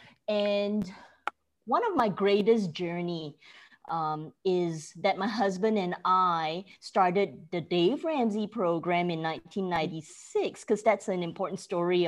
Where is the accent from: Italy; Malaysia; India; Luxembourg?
Malaysia; moved away as an adult; also born or lived in Oklahoma, United States; now in Frisco, United States; At 12, back then, I was watching Beverly Hills 90210 on TV in Malaysia